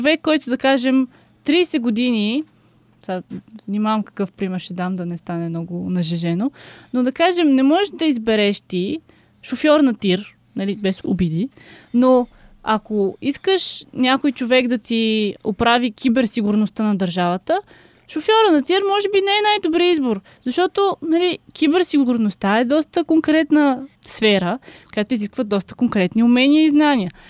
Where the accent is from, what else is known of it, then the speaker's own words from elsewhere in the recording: Bulgaria; все пак съм българка, българка от Марс, но никога не съм се сблъскала с българската политическа сцена.